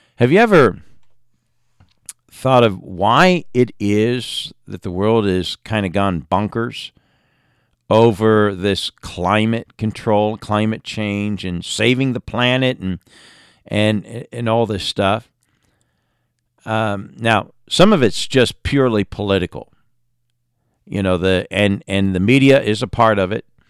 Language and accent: English; England, United Kingdom; moved away; growing up in England